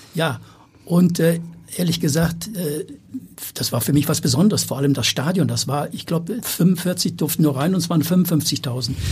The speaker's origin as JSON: {"language": "German", "town": "Marburg", "region": "Hesse", "country": "Germany", "tie": "born or raised there", "also_born_or_lived": "Hamburg", "moved": "yes", "said": "in meiner alten Heimat in Marburg an der Lahn in Mittelhessen"}